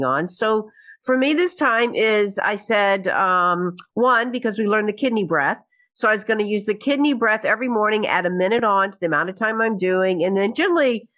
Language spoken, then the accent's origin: English; Birmingham, Alabama, United States; moved away as an adult; also born or lived in New York; now in Birmingham, United States; I moved back to Birmingham from New York, right, in New York, 35 years, came back to Birmingham